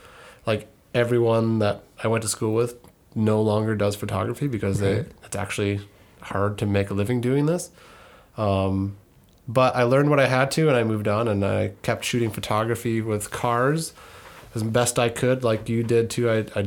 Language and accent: English; Ely, Minnesota, United States; I'm from Ely, Minnesota, which is a tiny town in northern Minnesota